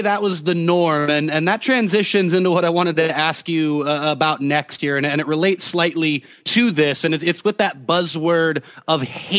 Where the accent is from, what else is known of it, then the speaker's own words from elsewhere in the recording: United States; as an American myself